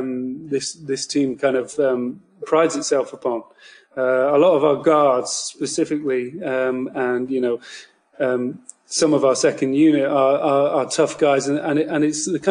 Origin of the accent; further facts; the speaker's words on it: United Kingdom; I am from the United Kingdom, so you probably don't hear many hardcore Boston fans speaking with this accent